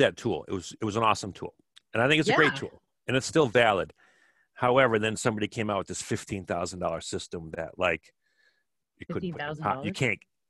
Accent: Kenosha, Wisconsin, United States; my house where I grew up in Kenosha, Wisconsin.

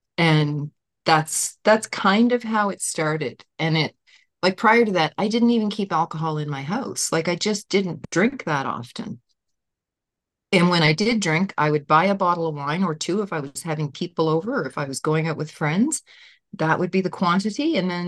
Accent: Nova Scotia, Canada; from Nova Scotia, Canada.

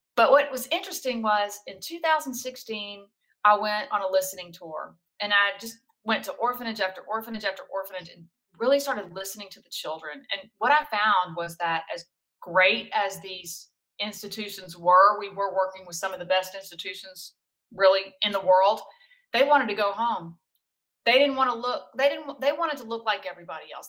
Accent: South Louisiana, United States; I'm from South Louisiana

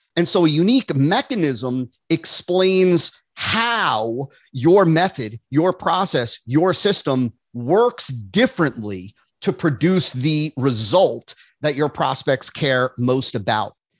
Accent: New Jersey, United States; moved away as an adult; now in West Palm Beach, United States; I grew up in New Jersey

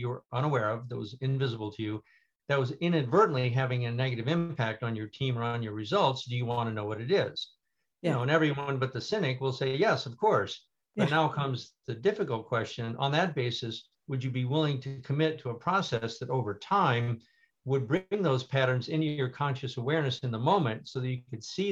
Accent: Midwest, United States; I grew up in the Midwest with my wonderful family

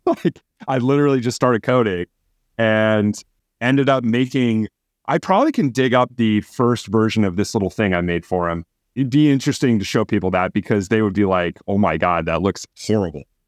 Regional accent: Phoenix, Arizona, United States; moved away as an adult; also born or lived in Milwaukee, Wisconsin; I grew up in in Phoenix, Arizona

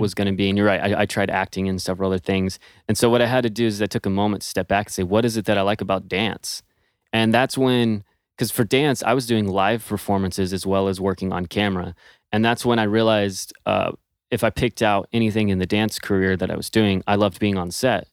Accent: Texas, United States; moved away as an adult; also born or lived in Los Angeles; I'm originally from Texas and went to L A to pursue dance professionally

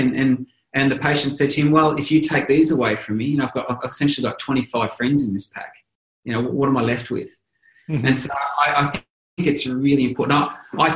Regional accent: Australia; I'm Australian, but everyone calls us Aussies

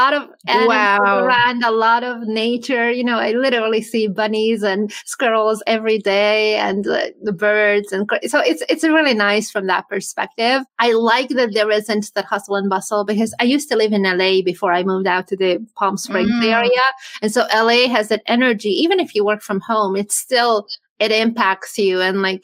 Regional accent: Hungary; also born or lived in California; now in Florida, United States; I'm from Hungary originally

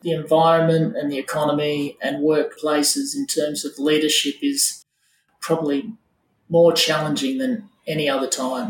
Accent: Wollongong, New South Wales, Australia; I grew up in Wollongong the last couple of years.

